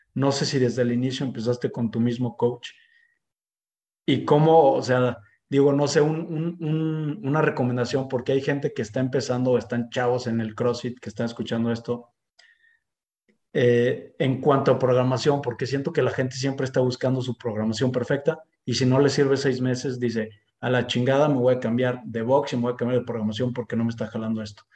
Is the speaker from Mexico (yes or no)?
yes; Mexico